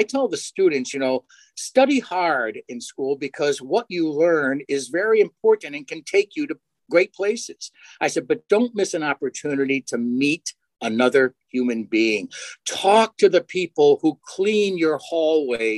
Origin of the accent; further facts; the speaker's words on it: Connecticut, United States; moved away as an adult; now in Syracuse, United States; being born and raised in Connecticut